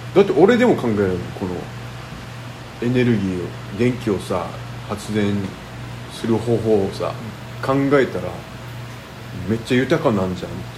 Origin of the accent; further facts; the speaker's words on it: Okinawa, Japan; 俺沖縄人じゃんね